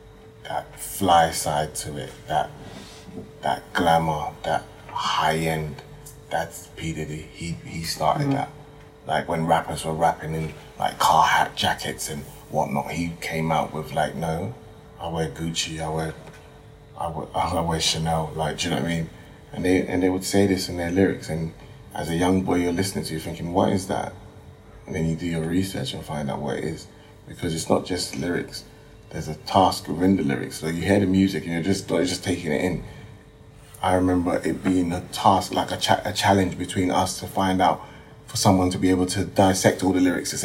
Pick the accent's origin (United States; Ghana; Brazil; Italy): Ghana; Ashanti; Very important, especially as I'm Ashanti. Ashanti's wear that with pride.